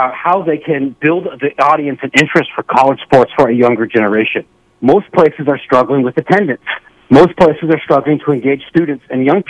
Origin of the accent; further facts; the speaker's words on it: Ohio, United States; I grew up in Ohio